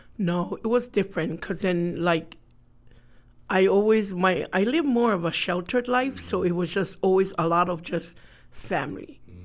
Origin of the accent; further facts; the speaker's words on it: Honolulu, Hawaii, United States; also born or lived in Tonga; I grew up in town.